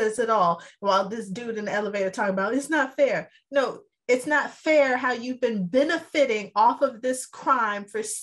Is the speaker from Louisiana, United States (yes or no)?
no; California, United States; moved away as an adult; now in Atlanta, United States; I've lived here for the past decade. I've birthed and raised my kids here, but I'm still Californian